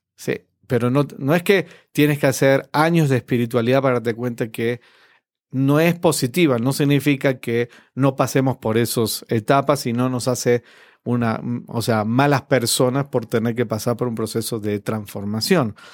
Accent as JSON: {"language": "Spanish", "country": "Argentina", "moved": "yes", "said": "en mi país, en, Argentina, ya me fui hace mucho tiempo"}